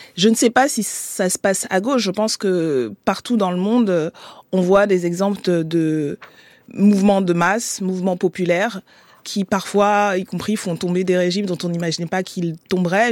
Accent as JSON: {"language": "French", "country": "Gabon", "tie": "born or raised there", "moved": "yes", "lives_now": "Paris, France", "said": "je suis née et j'ai grandi au Gabon"}